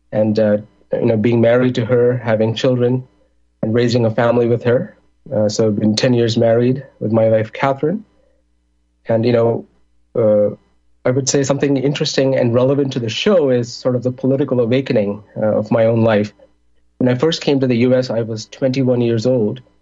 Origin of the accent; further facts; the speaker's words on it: India; moved away as an adult; also born or lived in Middle East; now in Chicago, United States; I'm originally from India. I grew up in the Middle East because that's where my parents um, temporarily migrated to for work. I, I did college back in India. And then I came to Chicago in 2004.